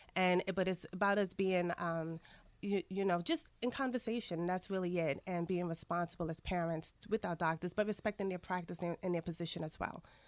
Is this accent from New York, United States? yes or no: yes; New York City, New York, United States; also born or lived in Saint Lucia; My family is from the Caribbean, specifically Saint Lucia, but I was raised in Queens